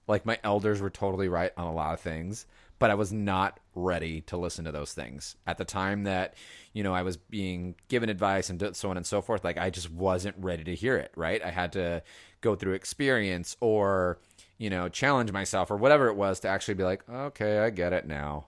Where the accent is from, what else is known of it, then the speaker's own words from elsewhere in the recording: Los Angeles, California, United States; moved away as an adult; now in San Francisco, United States; it's my hometown